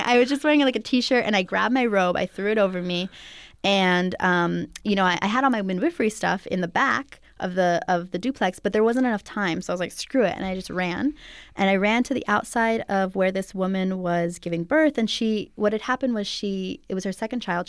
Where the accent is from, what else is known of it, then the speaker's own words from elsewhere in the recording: Santa Cruz Mountains, California, United States; I actually was raised here in California in the Santa Cruz Mountains.